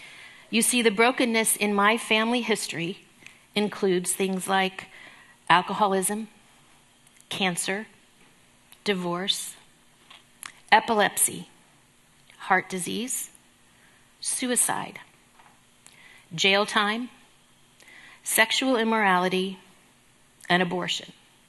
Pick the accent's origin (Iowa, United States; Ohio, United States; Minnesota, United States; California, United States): California, United States; born there; I was born in Southern California.